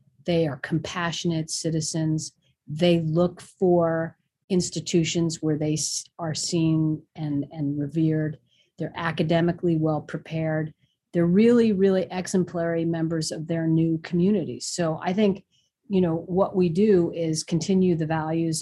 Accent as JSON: {"language": "English", "town": "New York City", "region": "New York", "country": "United States", "tie": "born or raised there", "said": "I grew up in New York City in the Bronx"}